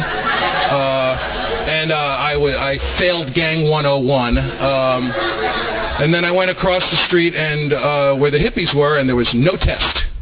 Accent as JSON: {"language": "English", "town": "New York City", "region": "New York", "country": "United States", "tie": "born or raised there", "moved": "yes", "lives_now": "Van Nuys, United States", "said": "I was brought up in the Bronx in New York City"}